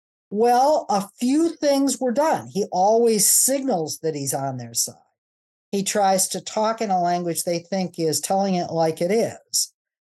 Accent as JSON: {"language": "English", "region": "Midwest", "country": "United States", "said": "I have to emphasize that I'm a football fan, that I come from the Midwest, that I grew up a Methodist"}